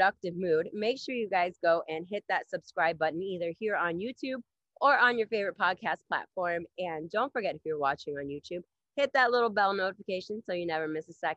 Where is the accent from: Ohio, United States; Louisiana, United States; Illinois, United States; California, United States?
Ohio, United States; also born or lived in Montreal, Canada; now in Canada; I'm originally from Ohio